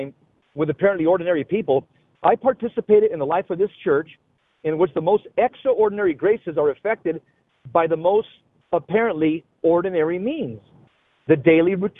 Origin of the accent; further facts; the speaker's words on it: Los Angeles, California, United States; I grew up in the San Fernando Valley